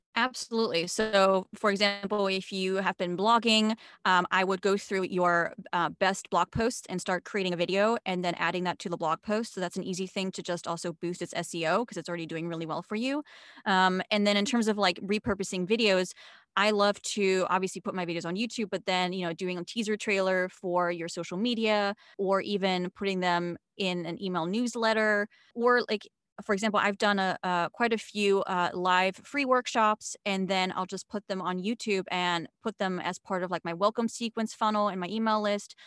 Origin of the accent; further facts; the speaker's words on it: Switzerland; moved away as an adult; now in United States; I was born and raised in Switzerland. I'm half American.